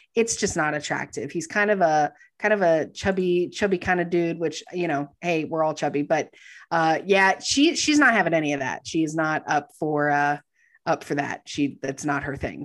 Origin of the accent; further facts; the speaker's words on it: Texas, United States; I grew up in Texas